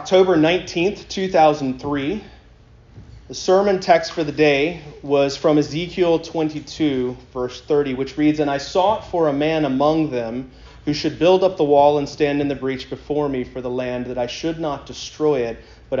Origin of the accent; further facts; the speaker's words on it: Columbia, South Carolina, United States; I grew up in Columbia, South Carolina